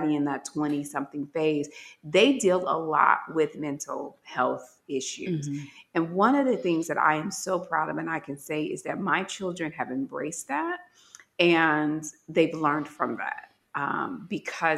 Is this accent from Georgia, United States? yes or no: no; Gary, Indiana, United States; moved away as an adult; Certainly I could have went back home to Gary